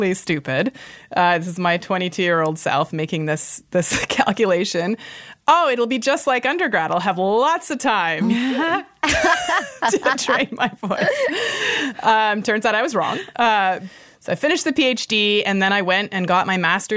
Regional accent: Toronto, Ontario, Canada; now in San Francisco, United States; We grew up in Toronto, the Toronto Children's Chorus.

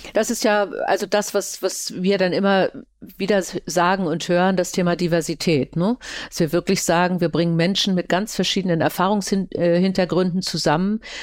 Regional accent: Germany; bei uns die vielen Städte oder ein kleines Bonn am Anfang

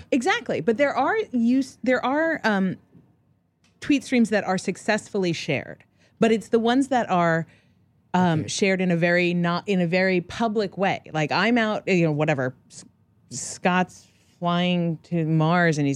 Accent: New York, United States; Uh, I grew up in New York

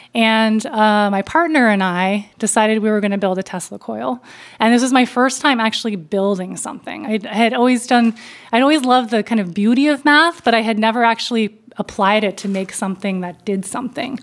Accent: Berkeley Heights, New Jersey, United States; I moved from Berkeley to Berkeley Heights, New Jersey. Um, grew up in suburbia

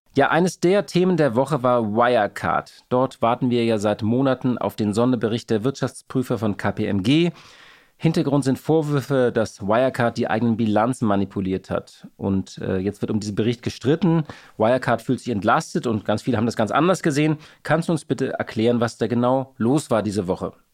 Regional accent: Hamburg, Germany; Als Hamburger

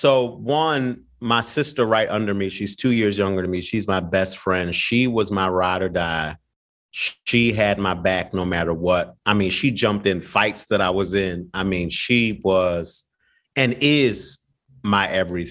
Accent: Philadelphia, Pennsylvania, United States; I'm from Philly

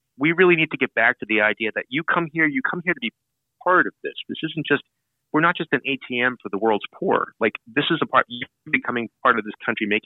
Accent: New York City, New York, United States; I grew up in Brooklyn. I'm a Brooklyn native

